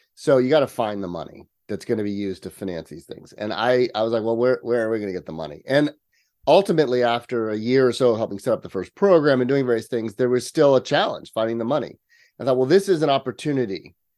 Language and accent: English; near Yosemite National Park, Sierra Nevada, California, United States; I am a native Californian. Um, I was actually raised in the country. I grew up just outside of Yosemite National Park, uh, up in the Sierra Nevada.